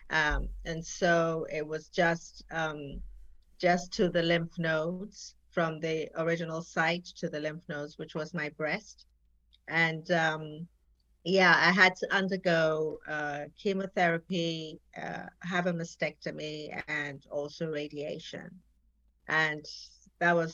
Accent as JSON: {"language": "English", "town": "Jos", "region": "Plateau", "country": "Nigeria", "tie": "born or raised there", "also_born_or_lived": "England / France", "said": "Yes, I was born in Nigeria, the northern part of Nigeria, Jos. Um, my parents were diplomats. Um, I traveled a lot with them. I, I schooled in Nigeria uh, as well as England"}